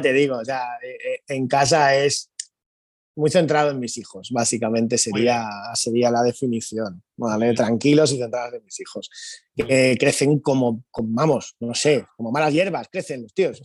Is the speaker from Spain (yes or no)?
yes; Spain; Somos así, los españoles somos así